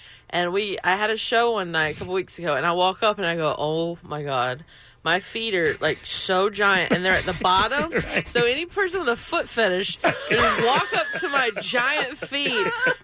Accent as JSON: {"language": "English", "town": "Belmont", "region": "North Carolina", "country": "United States", "tie": "born or raised there", "said": "I am from Belmont, and in North Carolina"}